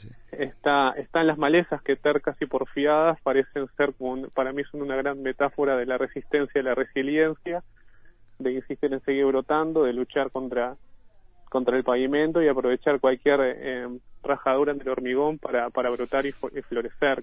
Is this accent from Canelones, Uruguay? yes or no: yes; Ciudad de la Costa, Canelones, Uruguay; del mismo lugar donde, donde yo nací y vivo actualmente, que es la zona de cinturón de balnearios, Lago Mar, Solimar, Pinar, Ciudad de la Costa en general